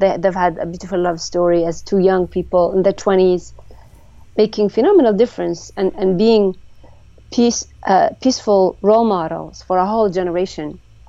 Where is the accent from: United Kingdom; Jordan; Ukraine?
Jordan; I am from Jordan, yes.